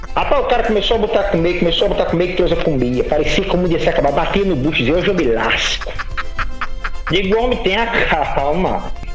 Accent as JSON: {"language": "Portuguese", "town": "Santo Antônio", "region": "Rio Grande do Norte", "country": "Brazil", "said": "eu sou de Santo Antônio de da Onça"}